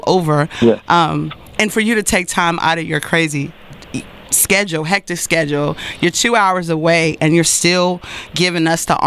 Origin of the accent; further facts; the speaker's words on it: Texarkana, United States; we're all from Texarkana